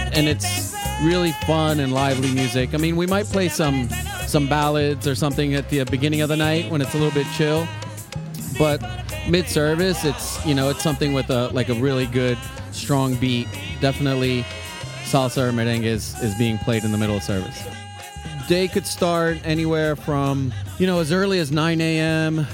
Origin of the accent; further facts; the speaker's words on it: New York City, New York, United States; moved away as an adult; now in Cincinnati, United States; I grew up in New York in Queens